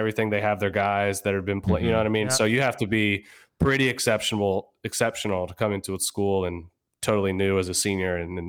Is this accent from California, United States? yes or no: no; Virginia, United States; I'm originally from Northern Virginia, just outside of DC.